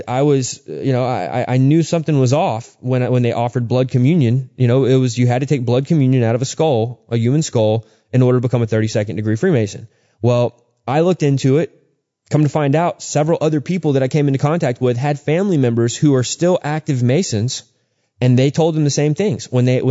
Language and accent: English; Texas, United States; a dear friend of mine that I grew up with in Texas